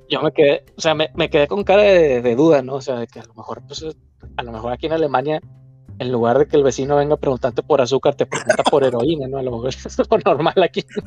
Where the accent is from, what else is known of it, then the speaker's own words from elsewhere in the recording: Mexico; moved away as an adult; now in Germany; le dije, no, pues mexicano